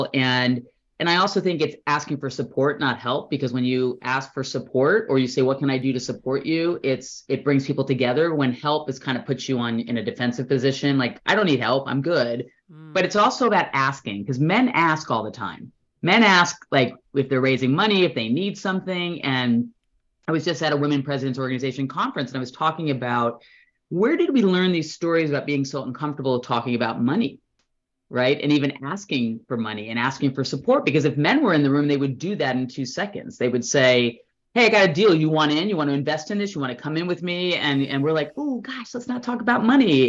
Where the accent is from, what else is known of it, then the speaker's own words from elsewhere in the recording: Orange County, California, United States; moved away as an adult; also born or lived in New Jersey / Berkeley / Bay Area; now in Fair Play, United States; Born in Jersey, New Jersey, and then grew up in Orange County. Moved there when I was 7 and grew up in Orange County